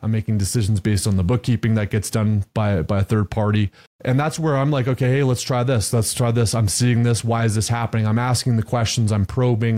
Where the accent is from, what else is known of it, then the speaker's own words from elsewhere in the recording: Canada; now in Texas, United States; I grew up in Canada, moved to Texas